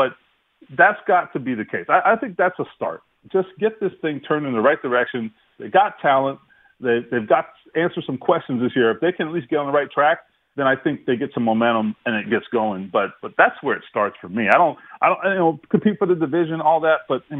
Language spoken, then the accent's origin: English; Florida, United States; I grew up a Dolphins fan growing up in South Florida.